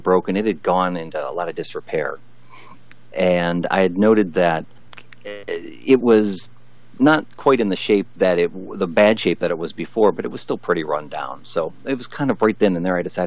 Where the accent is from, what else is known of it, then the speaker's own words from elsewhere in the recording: Columbia Road, Ohio, United States; my brother and I grew up on Columbia Road